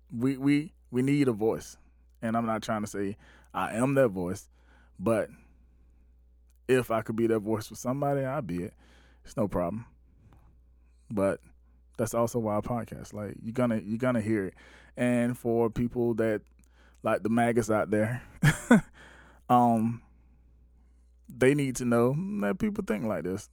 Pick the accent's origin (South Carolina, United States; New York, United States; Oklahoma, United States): South Carolina, United States; Batesburg-Leesville; my hometown, Bates Square, Leesville, South Carolina